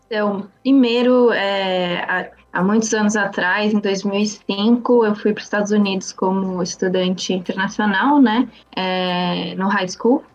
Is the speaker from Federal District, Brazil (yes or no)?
no; São Paulo, Brazil; moved away as an adult; also born or lived in New Westminster, Canada; now in Canada; eu também sou de São Paulo